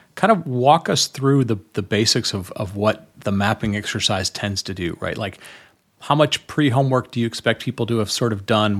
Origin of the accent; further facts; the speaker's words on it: Detroit, Michigan, United States; I grew up, I grew up around Detroit